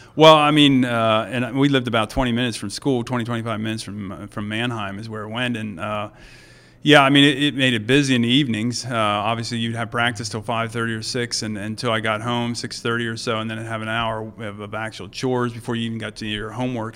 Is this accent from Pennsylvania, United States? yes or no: yes; Mount Joy, Pennsylvania, United States; we lived, uh, there till I was about twelve, and then, uh, we sold the farm and moved to Mount Joy